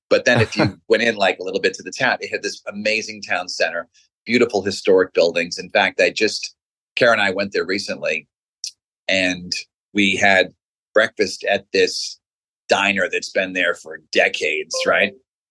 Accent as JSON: {"language": "English", "town": "Norwood", "region": "Massachusetts", "country": "United States", "tie": "born or raised there", "moved": "yes", "said": "So I grew up in Norwood, Massachusetts, which is a small town about 12 miles south of Boston."}